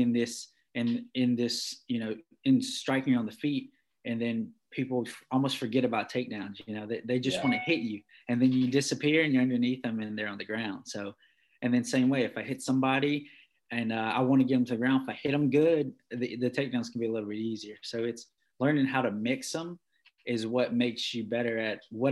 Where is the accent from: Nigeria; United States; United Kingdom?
United States; Martinsville, Virginia; also born or lived in North Carolina; I was from Virginia or Martinsville